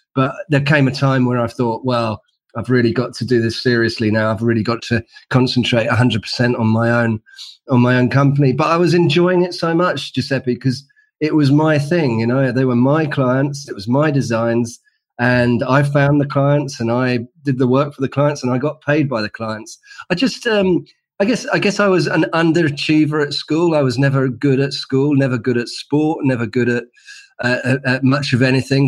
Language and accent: English; London, United Kingdom; in London, in the UK, as you can probably tell from my accent